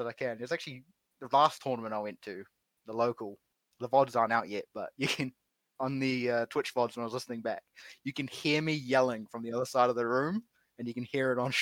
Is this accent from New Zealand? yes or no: yes; New Zealand; being a New Zealander